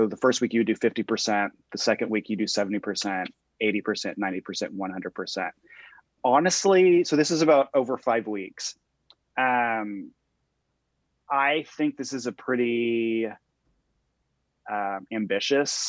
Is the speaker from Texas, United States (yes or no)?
yes; Texas, United States; moved away; I'm from Texas originally